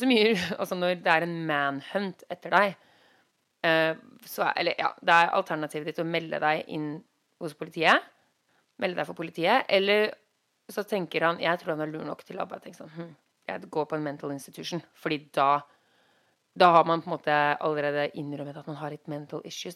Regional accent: Norway; moved away as an adult; now in Los Angeles, United States; vi er nordmenn

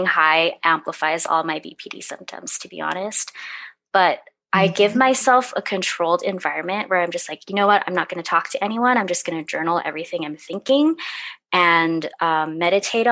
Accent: California, United States; now in Portland, United States; I grew up in California, but I moved to Portland

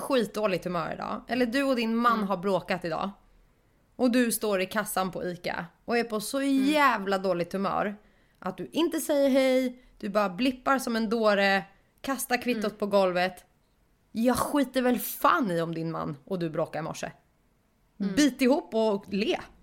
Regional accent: Stockholm, Stockholm County, Sweden; jag var stockholmare

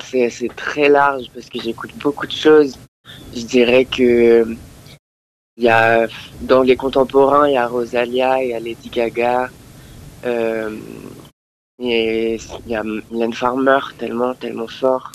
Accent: France; also born or lived in Andalusia, Spain; je suis français. j'ai été élevé principalement en France, mais mon père est espagnol

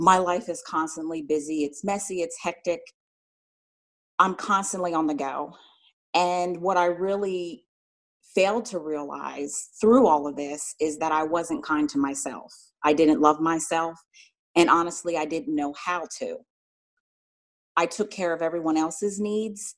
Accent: Philadelphia, Pennsylvania, United States; moved away as an adult; now in Atlanta, United States; I'm originally from Philadelphia, Pennsylvania

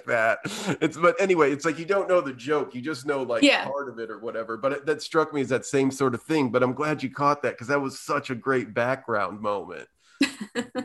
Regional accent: Indiana, United States; growing up in Indiana

